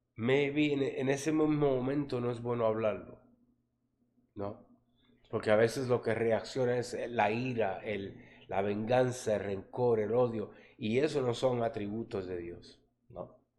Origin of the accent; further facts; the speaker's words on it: New York, United States; crecí en Harlem, ¿no? En, en la área de los latinos ahí la 117 entre Lexington y Tercera en Nueva York